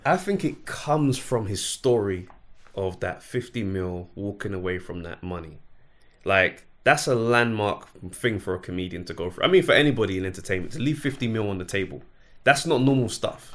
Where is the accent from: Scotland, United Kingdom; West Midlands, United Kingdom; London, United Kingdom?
London, United Kingdom; I grew up in South London